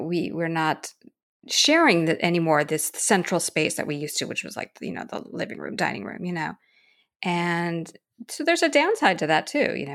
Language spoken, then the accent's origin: English; Los Angeles, California, United States; moved away as an adult; now in Paris, France; I grew up in Los Angeles, which is, while it's a big city, is one that's extremely spread out. And there's a lot of nature around. And I grew up in a house